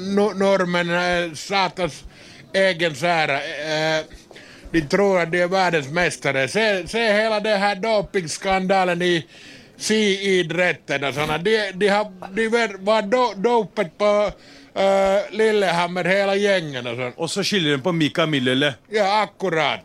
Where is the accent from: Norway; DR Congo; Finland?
Finland; jag är från Finland